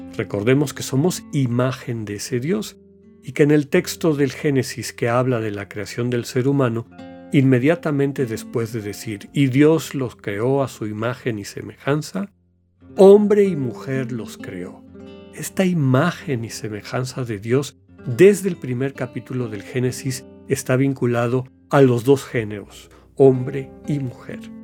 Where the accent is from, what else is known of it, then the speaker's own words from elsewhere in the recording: Mexico; nosotros como pueblo mexicano